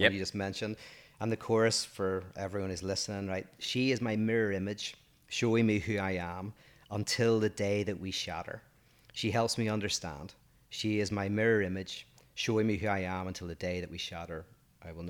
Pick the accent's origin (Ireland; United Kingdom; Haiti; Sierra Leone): Ireland; I'm 47 years old, I'm from Ireland